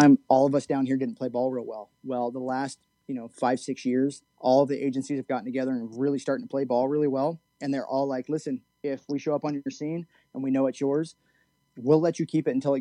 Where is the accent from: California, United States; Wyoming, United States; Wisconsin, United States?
California, United States; we're from California